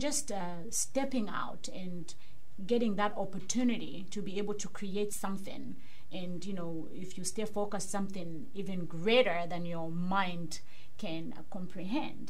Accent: Kitwe, Copperbelt Province, Zambia; now in Pittsburgh, United States; I'm originally from Zambia, mm-hmm. Africa, for those who don't know. Uh, it's in south central part of Africa. And um, I was born in a place called Kitwe

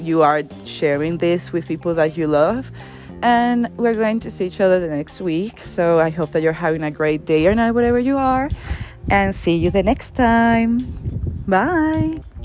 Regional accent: Venezuela; I come from Venezuela, and arepas are like really a typical dish that we eat basically every day

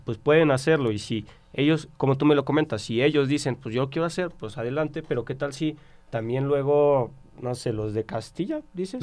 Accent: Mexico; todos somos mexicanos

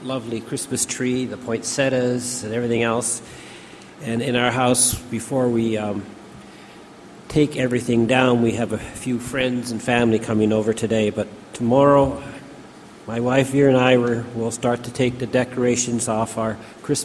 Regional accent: Canada; I am a Canadian

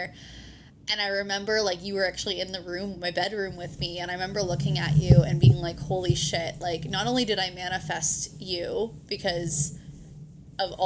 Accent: Ontario, Canada; moved away; I'm from Ontario originally

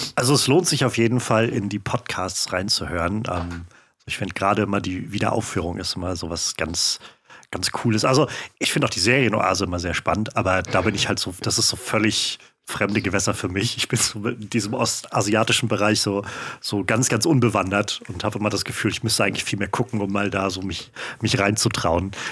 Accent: Mecklenburg-Vorpommern, Germany; ich bin auch in Mecklenburg aufgewachsen

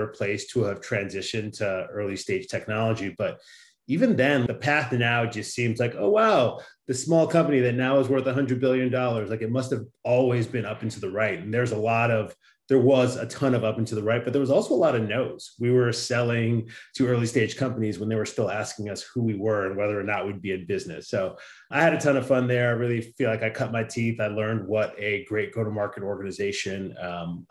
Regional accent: Chicago suburbs, Illinois, United States; now in San Francisco, United States; My parents are both from Nigeria, and we grew up in the Midwest in the Chicago suburb

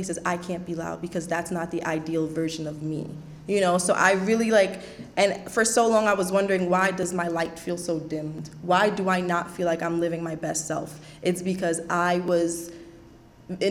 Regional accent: Trinidad & Tobago; moved away; I was a woman from Trinidad

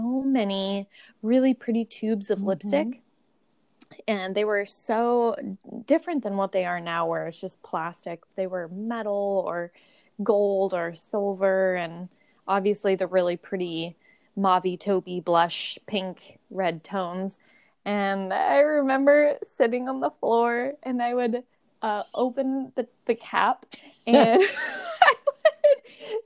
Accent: Seattle, Washington, United States; growing up in Seattle

